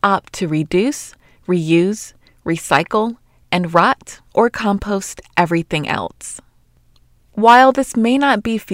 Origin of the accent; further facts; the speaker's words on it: Atlanta, Georgia, United States; I'm from Atlanta as well